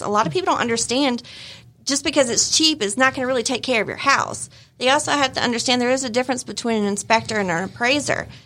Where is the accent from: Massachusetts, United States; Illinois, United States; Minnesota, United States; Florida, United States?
Illinois, United States; moved away; I was born in Illinois